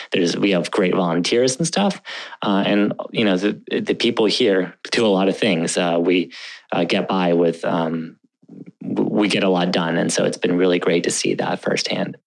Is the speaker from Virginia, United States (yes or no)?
yes; Northern Virginia, United States; also born or lived in Bangor, Maine / Moscow, Russia; ever since then, I've been living in the great state of Virginia, um, more specifically Northern Virginia, and so. Uh, I went to, um, you know, middle high school there